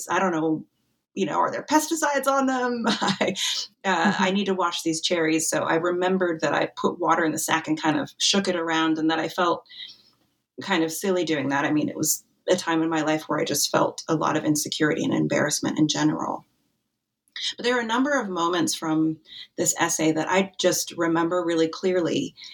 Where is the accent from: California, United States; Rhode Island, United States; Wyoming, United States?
Wyoming, United States; I grew up in Wyoming